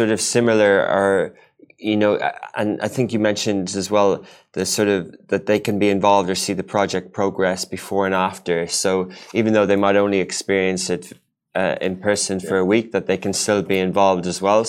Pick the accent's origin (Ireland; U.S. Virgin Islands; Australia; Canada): Ireland; when I grew up in Ireland